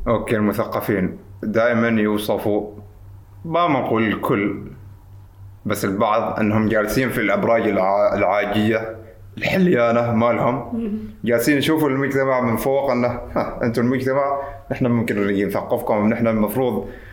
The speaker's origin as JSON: {"language": "Arabic", "country": "Oman", "said": "معنا في عمان"}